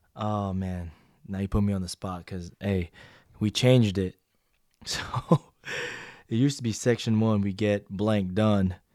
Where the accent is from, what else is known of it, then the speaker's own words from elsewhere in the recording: Washington, United States; moved away; I'm from Washington